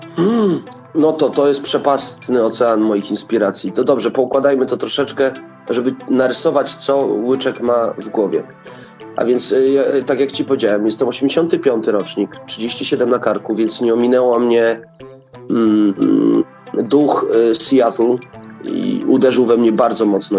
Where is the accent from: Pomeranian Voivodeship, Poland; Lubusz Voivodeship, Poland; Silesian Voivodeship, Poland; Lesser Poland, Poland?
Lubusz Voivodeship, Poland; u nas w Lubuskiem jest nas bardzo mało tych wokalistów